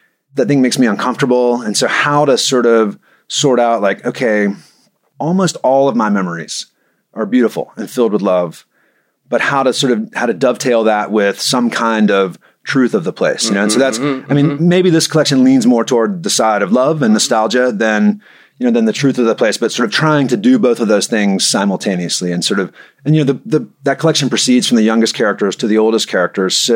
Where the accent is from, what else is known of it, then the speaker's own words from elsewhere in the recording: Mobile, Alabama, United States; also born or lived in Virginia; now in Knoxville, United States; I grew up in Mobile, Alabama, but I've lived in Knoxville 21 years now